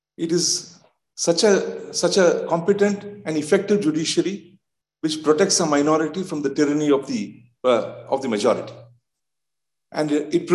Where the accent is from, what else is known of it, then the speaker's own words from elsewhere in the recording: India; I'm from India